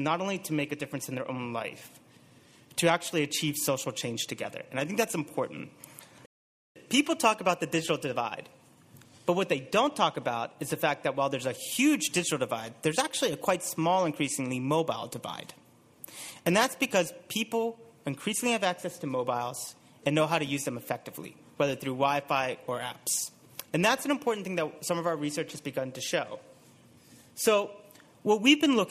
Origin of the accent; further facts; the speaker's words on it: United States; moved away; you can probably tell by my accent that I'm from the U.S.